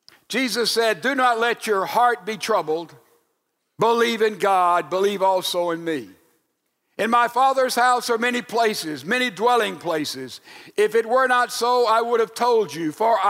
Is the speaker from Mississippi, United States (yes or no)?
yes; Laurel, Mississippi, United States; That's about the distance from here to my hometown of Laurel, Mississippi.